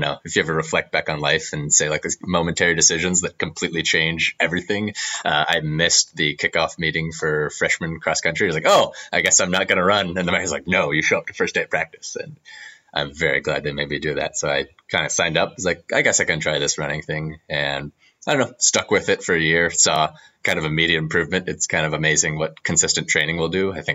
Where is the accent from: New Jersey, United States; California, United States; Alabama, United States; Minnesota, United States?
California, United States; San Jose; I'm from Santa Clara, San Jose